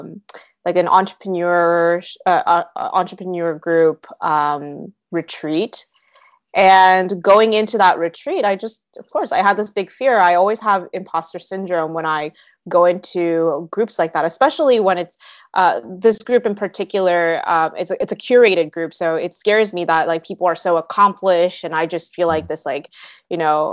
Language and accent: English; South Korea; born there; also born or lived in Canada; So I actually didn't grow up in the States. I was born in Korea. I lived in Canada, and I've lived in some other countries as well.